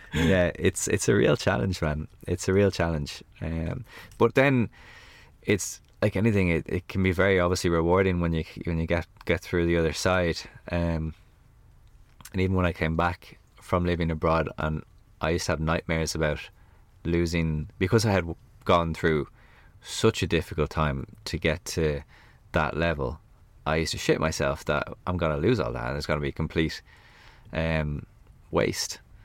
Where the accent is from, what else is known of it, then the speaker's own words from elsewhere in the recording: Ireland; as an Irish person